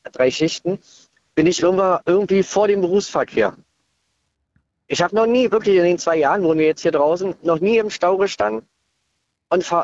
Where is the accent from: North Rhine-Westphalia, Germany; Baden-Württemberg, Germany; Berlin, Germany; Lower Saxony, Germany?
Berlin, Germany; Ich bin in Berlin geboren, habe 40 Jahre, also 46 Jahre in Neukölln gelebt, verheiratet, zwei Kinder.